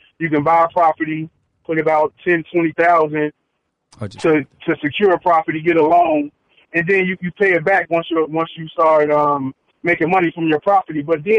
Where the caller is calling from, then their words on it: Chicago, Illinois, United States; from Chicago.